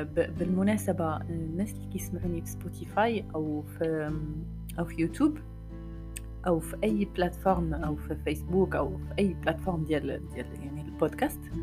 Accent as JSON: {"language": "Arabic", "country": "Morocco"}